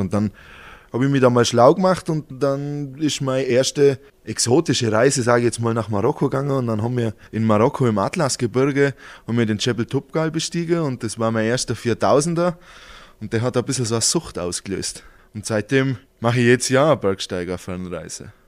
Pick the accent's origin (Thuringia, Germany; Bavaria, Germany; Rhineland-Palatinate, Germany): Bavaria, Germany; Halblech; ich bin ein Halblöcher, das ist mein Heimat